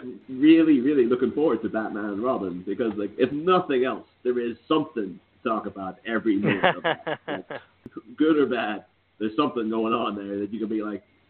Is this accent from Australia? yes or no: no; Ireland; now in Liverpool, United Kingdom; I myself am Irish, but I'm calling in from Liverpool in England.